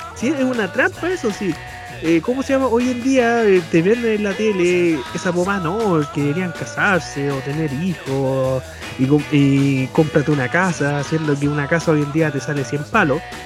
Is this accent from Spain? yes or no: no; Chile; aquí nos jactamos, no, nosotros somos los jaguares de América